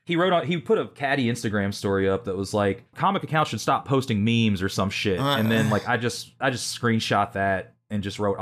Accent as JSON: {"language": "English", "region": "Kentucky", "country": "United States", "tie": "born or raised there", "said": "back when I was a kid growing up in Kentucky"}